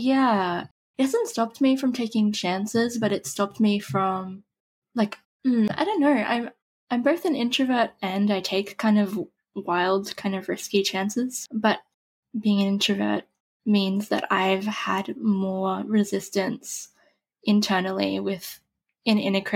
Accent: Australia; I'm Australian. I don't know if you can tell that from my accent

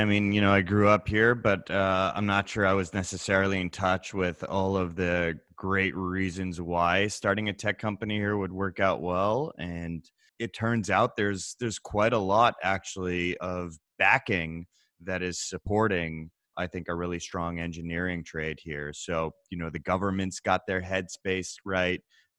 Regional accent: England, United Kingdom; accent: English; You can probably tell from my English accent that it's my native tongue, though.

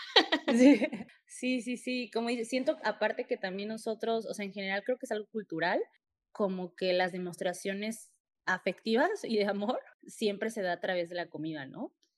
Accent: Mexico City, Mexico; yo también soy de, de CDMX

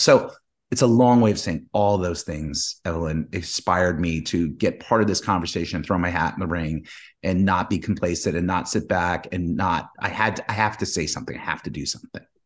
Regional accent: New York City, New York, United States; I grew up in New York, grew up in the Bronx

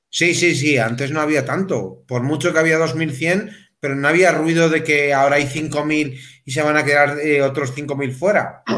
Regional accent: Melilla, Spain; yo que soy de Melilla

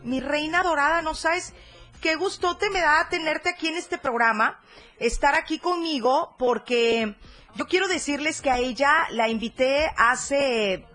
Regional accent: Mexico; somos imprudentes los mexicanos

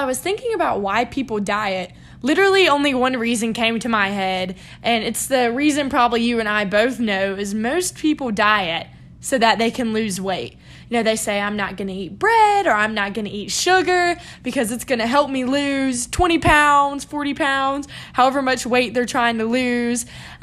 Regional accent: South Carolina, United States; I'm from South Carolina

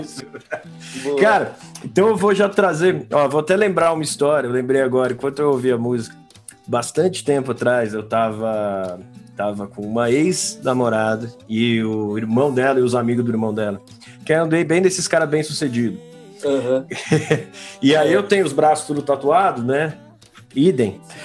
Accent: São Paulo, Brazil; A gente é de São Paulo capital aqui

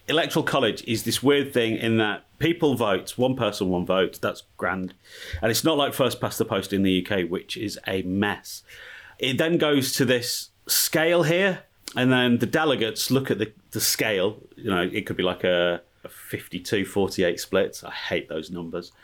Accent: England, United Kingdom; now in Pasadena, United States; Me and the missus, English

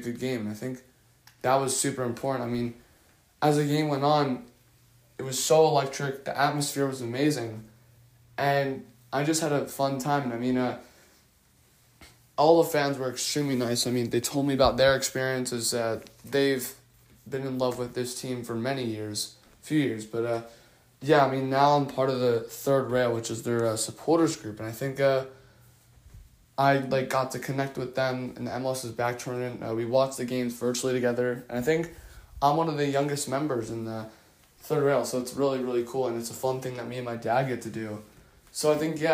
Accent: New Jersey, United States; I'm 15 and I'm from New Jersey

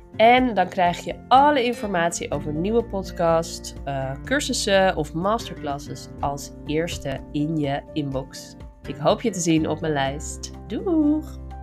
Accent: Amsterdam, North Holland, Netherlands; ik kom uit Amsterdam of uit de buurt van Amsterdam

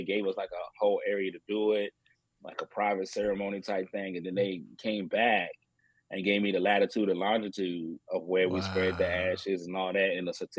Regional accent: Colorado, United States; born there; And then I was born in Colorado. Mm-hmm. So my mom lived in Colorado for a little bit.

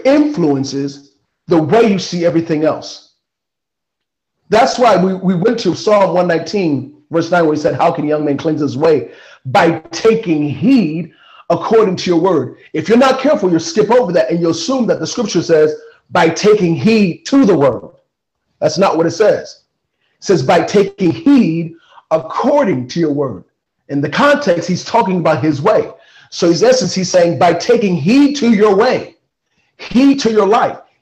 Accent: Kansas City, Missouri, United States; I grew up in Kansas City, Missouri

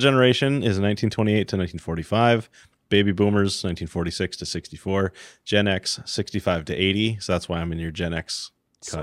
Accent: Iron Range, northern Minnesota, United States; I grew up on the Iron Range, way in the deep woods. Um, so we had seven acres of just forest, northern Minnesota

